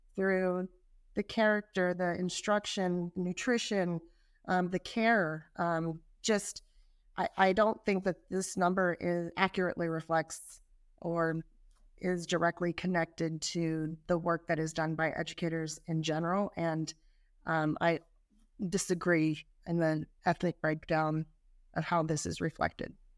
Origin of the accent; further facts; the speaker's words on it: California, United States; I'm from California